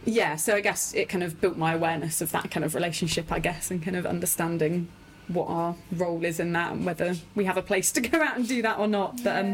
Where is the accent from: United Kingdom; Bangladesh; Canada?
United Kingdom; Corfe Castle, South West England; I grew up in Dorset on the south coast.